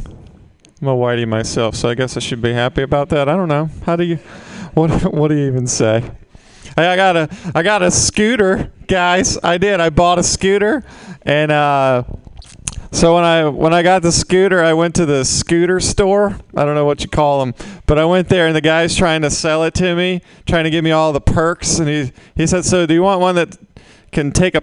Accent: Mississippi, United States; now in San Francisco, United States; I'm originally from Mississippi

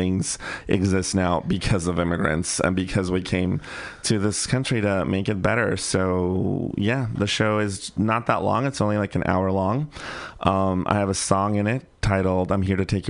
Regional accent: Bay Area, California, United States; born or raised there

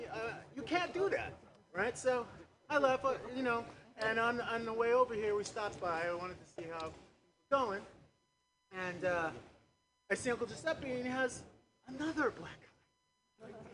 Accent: New York City, New York, United States; also born or lived in Brooklyn; I'm from New York City. I'm uh, born in Brooklyn, and, uh, raised in Queens

